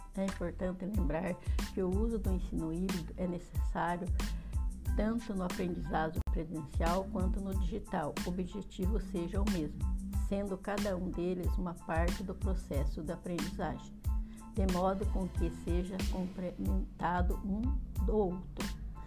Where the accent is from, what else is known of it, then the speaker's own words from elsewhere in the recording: Castro, Paraná, Brazil; sou de Castro, Paraná